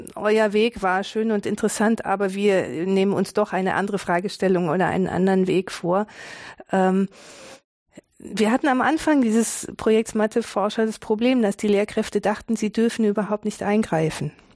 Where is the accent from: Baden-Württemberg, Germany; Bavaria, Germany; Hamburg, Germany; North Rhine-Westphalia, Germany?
Baden-Württemberg, Germany; Tübingen; in Tübingen, wo ich geboren bin